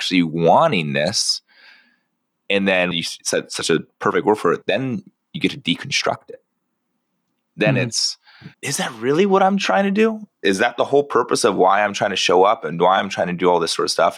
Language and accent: English; San Diego, California, United States; I grew up down in San Diego